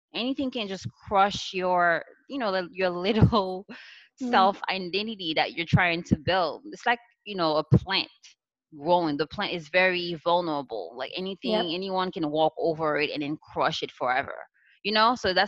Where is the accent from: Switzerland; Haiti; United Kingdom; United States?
Haiti; It's my background and how I grew up in Haiti.